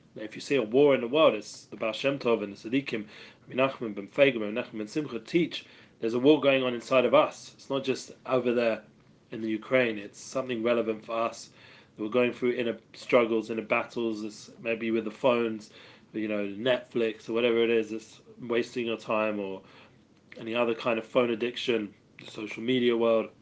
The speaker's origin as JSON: {"language": "English", "region": "England", "country": "United Kingdom", "moved": "yes", "lives_now": "Jerusalem, Israel", "said": "I'm English."}